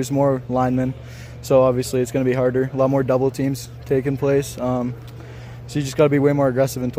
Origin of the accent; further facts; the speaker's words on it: Moose Jaw, Saskatchewan, Canada; also born or lived in Humboldt, Saskatchewan; my hometown's Moose Jaw